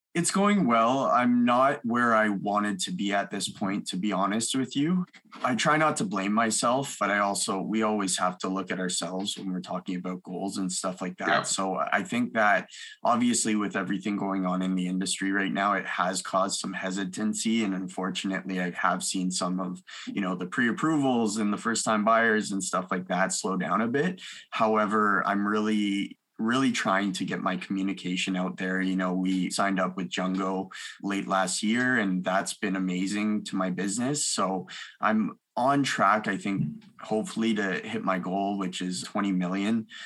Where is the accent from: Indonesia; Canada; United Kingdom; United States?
Canada; Milton, Ontario; also born or lived in Mississauga, Ontario; I uh, grew up between Milton, Ontario and Mississauga. I was born in Mississauga